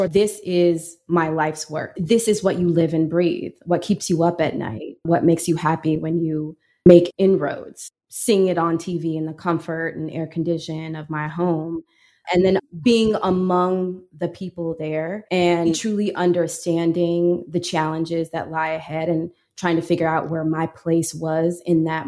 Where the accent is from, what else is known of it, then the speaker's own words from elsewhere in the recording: Peoria, Illinois, United States; moved away; a girl from Peoria